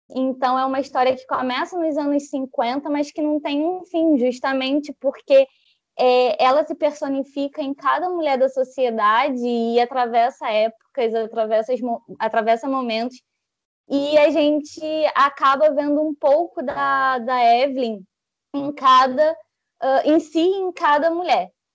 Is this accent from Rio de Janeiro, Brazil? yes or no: yes; Rio de Janeiro, Brazil; carioca, 25 anos